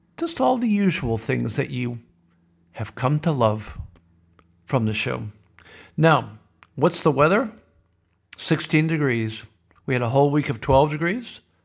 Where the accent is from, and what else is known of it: Sioux City, Iowa, United States; born or raised there